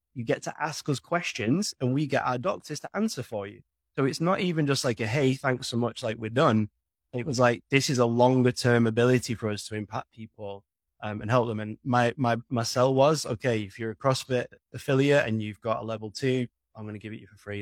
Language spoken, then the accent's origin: English; United Kingdom; imagine being British